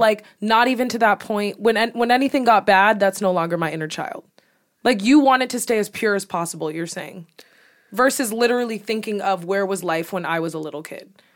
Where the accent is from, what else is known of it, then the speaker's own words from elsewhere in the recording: New York, United States; accent: New York; my accent from New York